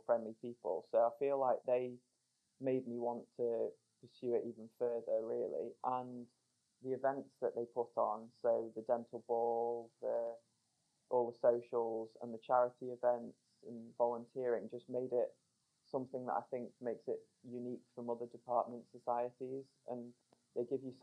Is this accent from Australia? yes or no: no; Crewe, North West England, United Kingdom; moved away as an adult; now in Sheffield, United Kingdom; I'm from Crewe, which is near Stoke-on-Trent